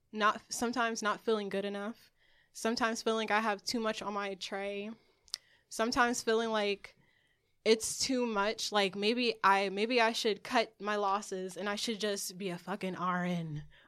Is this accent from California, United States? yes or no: no; Newark, New Jersey, United States; I grew up in Newark. And a lot of kids there, I'm going to say, I was a tomboy, I used to skateboard.